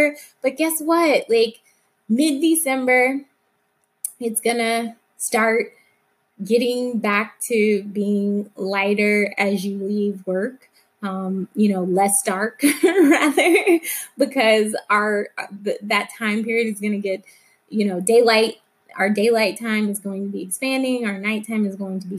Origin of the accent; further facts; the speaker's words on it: Alabama, United States; a fair that used to come to my hometown in Alabama every fall.